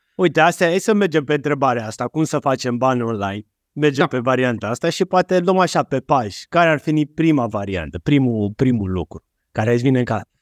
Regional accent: Romania; Noi ca români

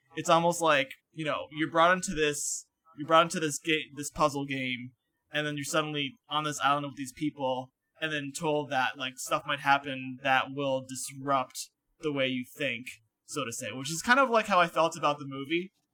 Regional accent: Connecticut, United States; I'm from Connecticut

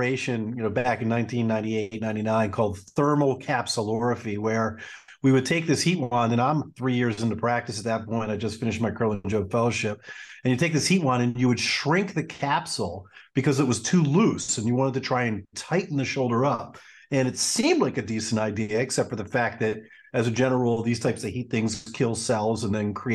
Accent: Baltimore, Maryland, United States; I grew up in Baltimore

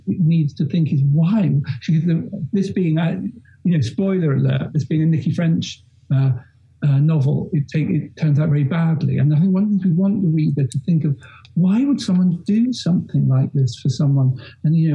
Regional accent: London, United Kingdom; I grew up in London and spent my whole youth in London

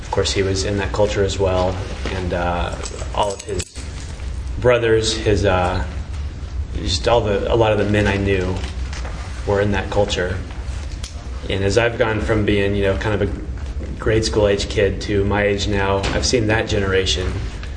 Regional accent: Phoenix, Arizona, United States; I'm from Phoenix

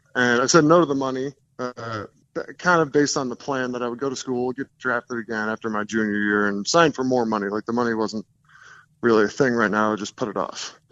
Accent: New Jersey, United States; moved away as an adult; also born or lived in Los Angeles; now in Denver, United States; I live in Denver now, but I grew up in New Jersey

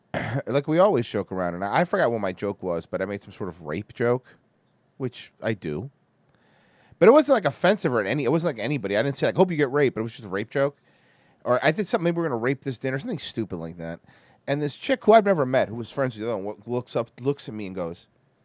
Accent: Canada; The best thing about being Canadian is not having about to worry about some wars.

